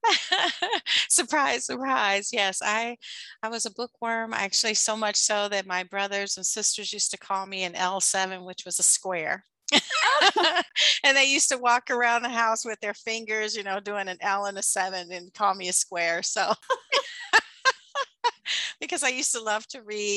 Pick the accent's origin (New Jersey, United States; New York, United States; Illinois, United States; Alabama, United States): Illinois, United States; Chicago; I grew up on the south side of Chicago